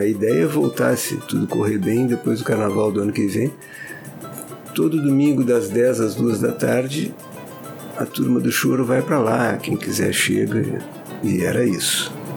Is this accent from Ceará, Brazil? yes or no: no; Pelotas, Rio Grande do Sul, Brazil; moved away as an adult; also born or lived in Brasília / Porto Alegre; now in Vitória, Brazil; sou de Pelotas, hoje moro em Vitória